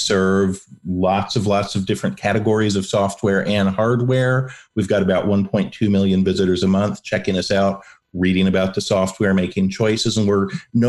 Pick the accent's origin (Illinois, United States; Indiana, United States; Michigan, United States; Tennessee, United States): Michigan, United States; Ann Arbor; now in Pflugerville, United States; I was born in Ann Arbor